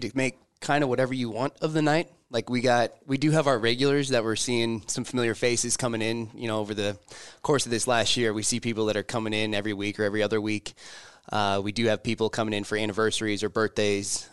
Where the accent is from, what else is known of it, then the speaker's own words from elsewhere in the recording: Lincoln, Nebraska, United States; also born or lived in Omaha; born and raised in Lincoln